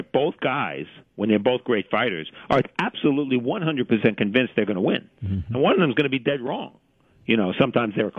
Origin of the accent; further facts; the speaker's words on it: New York City, New York, United States; I'm a lifelong New Yorker.